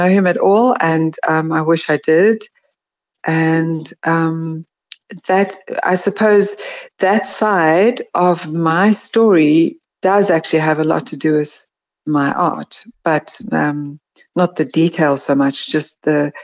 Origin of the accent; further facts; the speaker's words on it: South Africa; also born or lived in California, United States; I'm really South African in thinking and, you know, psyche